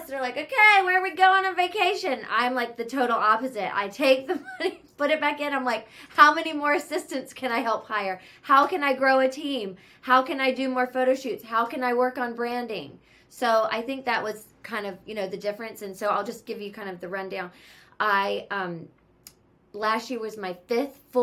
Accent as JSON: {"language": "English", "town": "Charlotte", "region": "North Carolina", "country": "United States", "moved": "as an adult", "lives_now": "Los Angeles, United States", "said": "I live in LA and I'm from Charlotte, North Carolina. I moved here over 15 years ago"}